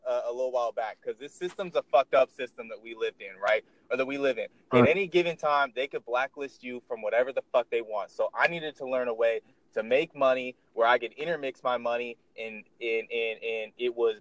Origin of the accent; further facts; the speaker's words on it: Seattle, Washington, United States; I'm from Seattle, Washington